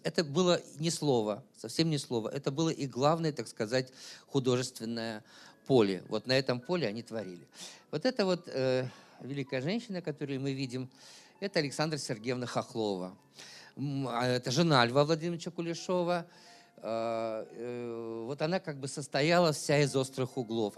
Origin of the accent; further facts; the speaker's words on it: Chelyabinsk, Chelyabinsk Oblast, Russia; сам я родился в Челябинске